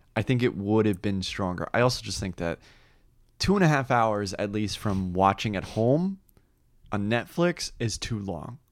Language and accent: English; New Jersey, United States; moved away; I did live in New Jersey